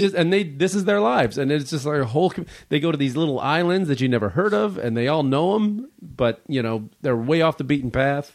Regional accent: Chicago, Illinois, United States; now in Los Angeles, United States; I was from Chicago originally, and, or, uh, now I live in Los Angeles

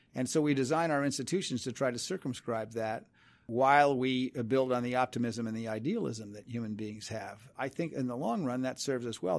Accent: New York, United States; I grew up in New York

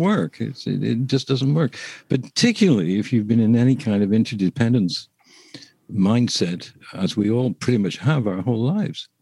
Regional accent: England, United Kingdom; I'm English

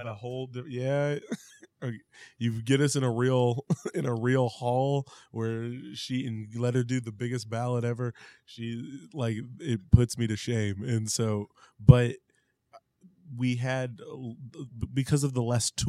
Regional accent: Independence, Missouri, United States; we're from Independence

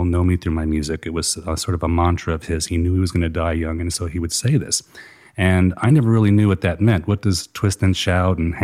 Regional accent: Atlanta, Georgia, United States; moved away as an adult; also born or lived in Virginia / Israel; grew up in the oblivion of the suburbs of Atlanta, Georgia, and it was really wonderful

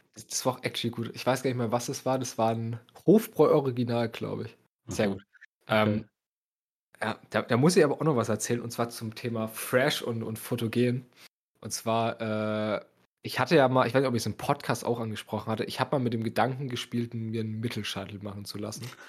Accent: Bavaria, Germany; bei uns in Bayern

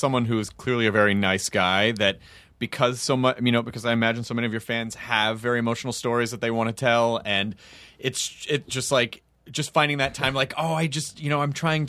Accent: Australia; Sorry, guys, I'm Australian.

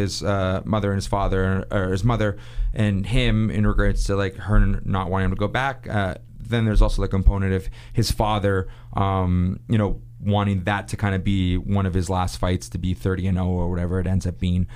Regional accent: Toronto, Ontario, Canada; also born or lived in Montreal; I'm from Toronto

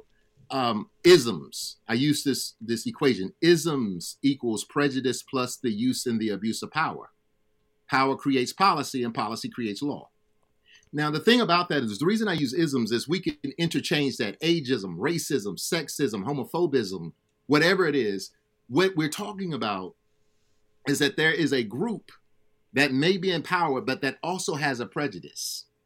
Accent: Alabama, United States; I grew up in Alabama.

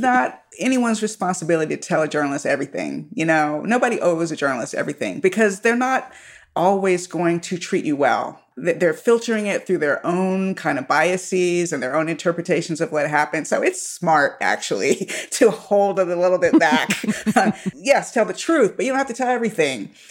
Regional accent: Miami, Florida, United States; now in Southern California, United States; I was born in Miami

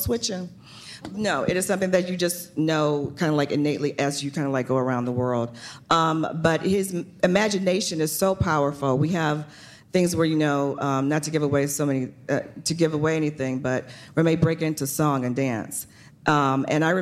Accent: New Orleans, Louisiana, United States; I'm from New Orleans

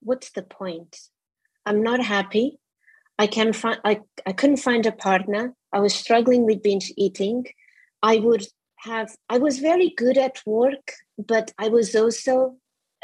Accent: Portugal; moved away as an adult; now in United Kingdom; I'm originally from Portugal. My parents are also Portuguese, and I came to the UK when I was 23

